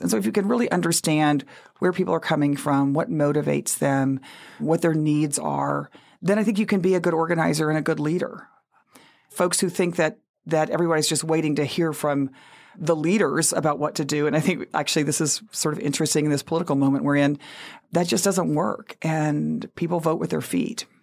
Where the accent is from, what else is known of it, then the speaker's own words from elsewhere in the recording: Texas, United States; moved away as an adult; also born or lived in New Orleans; I grew up in Texas with the farm workers movement